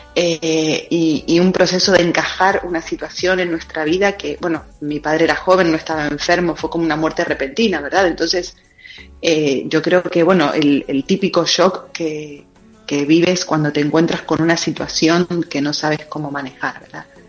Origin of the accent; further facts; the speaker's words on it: Buenos Aires Province, Argentina; moved away as an adult; now in Spain; Yo soy argentina, de la provincia de Buenos Aires. Eh, allí nací, ahí, ahí, vive mi familia actualmente